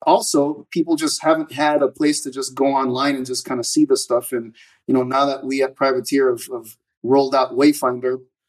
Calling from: Austin, Texas, United States; Austin, Texas.

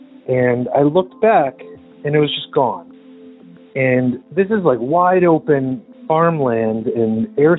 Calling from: Medford, Massachusetts, United States; I'm calling from Medford, Massachusetts

